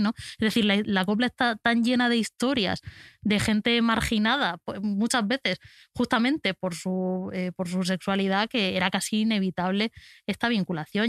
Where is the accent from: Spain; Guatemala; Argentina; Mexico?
Spain; Albacete, Castilla-La Mancha; como persona de Albacete